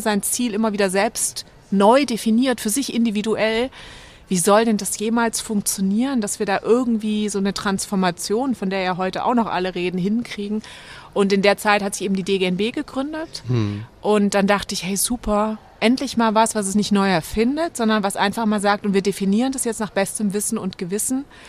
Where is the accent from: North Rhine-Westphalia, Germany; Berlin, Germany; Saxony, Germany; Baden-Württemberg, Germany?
Baden-Württemberg, Germany; Böblingen; also born or lived in Giessen; ich bin aufgewachsen bei Stuttgart in Böblingen, also 20 Kilometer von Stuttgart entfernt